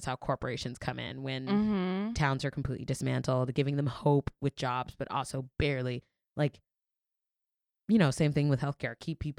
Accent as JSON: {"language": "English", "region": "the South", "country": "United States", "also_born_or_lived": "Florida", "moved": "yes", "lives_now": "New York, United States", "said": "I'm from the South and I still go back to the South"}